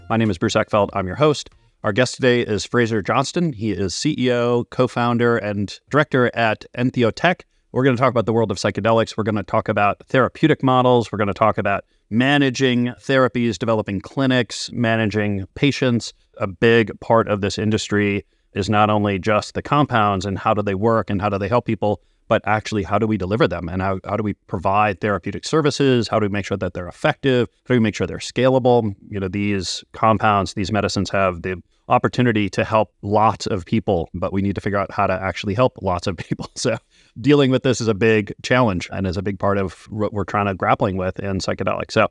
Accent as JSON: {"language": "English", "region": "Scotland", "country": "United Kingdom", "also_born_or_lived": "Edinburgh", "moved": "as an adult", "lives_now": "Canada", "said": "So, I'm actually originally from Scotland. So, I moved out to Canada"}